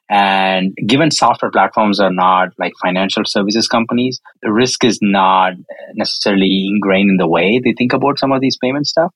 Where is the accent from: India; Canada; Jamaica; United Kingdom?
India; South India; moved away as an adult; now in California, United States; I was born and raised in India, more specifically the southern part of India